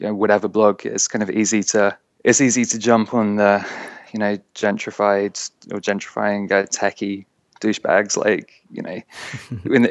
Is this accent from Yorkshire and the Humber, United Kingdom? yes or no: no; London, United Kingdom; I'm from London